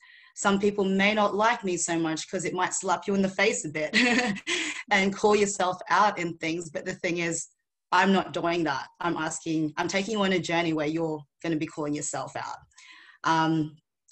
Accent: Philippines; now in Australia; I was born in the Philippines

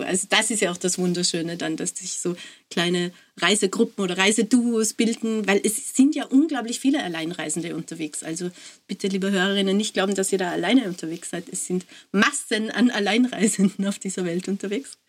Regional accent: Austria; als Österreicherin

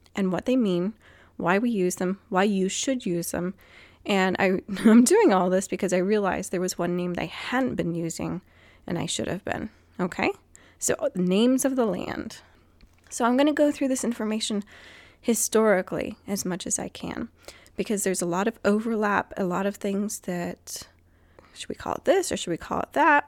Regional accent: Guam; moved away; when I was growing up on Guam

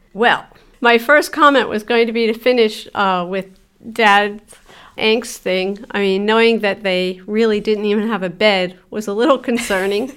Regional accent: Philadelphia, Pennsylvania, United States; also born or lived in Rockledge, Pennsylvania; I was raised in Philadelphia for seven years, and then we moved outside of Philadelphia to a little borough called Rock Ledge

